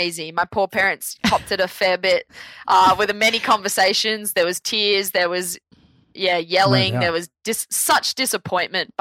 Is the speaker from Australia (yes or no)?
yes; Sydney, New South Wales, Australia; I'm from Belrose